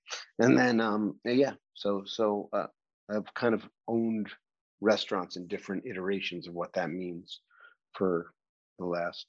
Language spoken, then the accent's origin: English; New York City, New York, United States; also born or lived in Los Angeles; I grew up in New York City.